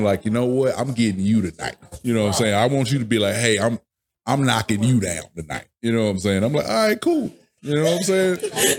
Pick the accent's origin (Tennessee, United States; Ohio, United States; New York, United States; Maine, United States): Tennessee, United States; Memphis; I'm from Memphis